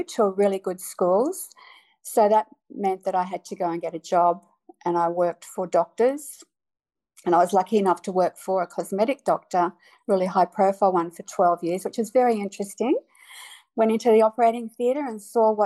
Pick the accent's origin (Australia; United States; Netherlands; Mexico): Australia; also born or lived in Melbourne / Brisbane; we Aussies